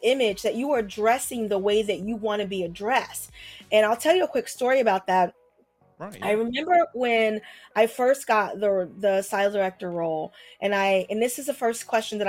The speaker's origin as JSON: {"language": "English", "town": "Philadelphia", "region": "Pennsylvania", "country": "United States", "moved": "yes", "lives_now": "New York, United States", "said": "I'm from Philadelphia, but I live in New York now"}